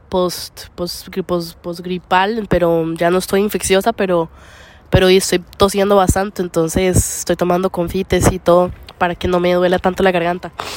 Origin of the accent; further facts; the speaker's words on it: Costa Rica; moved away; en, mí mismo, en, en, Costa Rica